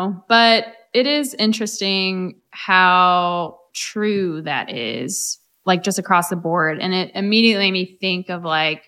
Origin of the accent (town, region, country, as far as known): Louisiana, United States; born or raised there; moved away